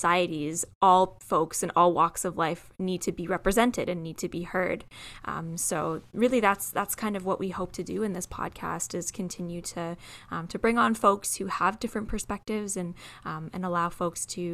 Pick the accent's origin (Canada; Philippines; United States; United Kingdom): Canada; Waterloo Region, Ontario; I was born and raised in Waterloo region, and I am a white woman.